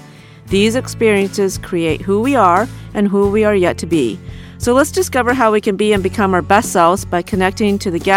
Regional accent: Des Moines, Iowa, United States; moved away as an adult; also born or lived in Korea; now in Athens, Ohio, United States; I grew up in Des Moines, Iowa, and my family is there, my adopted family

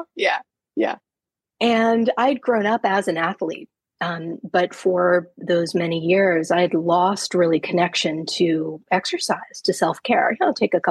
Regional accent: New York, United States; moved away as an adult; now in Vermont, United States; I'm a New Yorker originally

